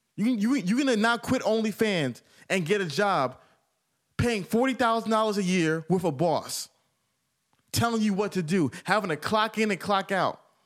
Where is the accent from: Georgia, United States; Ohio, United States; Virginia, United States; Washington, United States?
Georgia, United States; Atlanta; I'm from Atlanta.